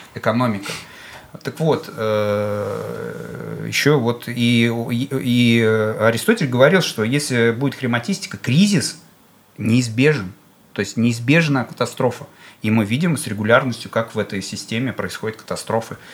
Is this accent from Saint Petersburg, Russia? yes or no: no; Bashkortostan, Russia; я башкир, и мы в Башкирии с вами